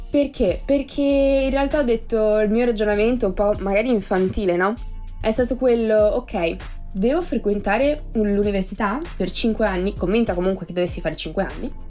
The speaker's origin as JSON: {"language": "Italian", "town": "Treviso", "region": "Veneto", "country": "Italy", "said": "sono di Treviso, una piccola cittadina, quella che ha appunto i coniglietti, il put ehm, e le mozzarelle in carrozza, ok? Dove c'è il prosecco, non so se avete presente, vicino a Venezia e, ehm, ho 21 anni."}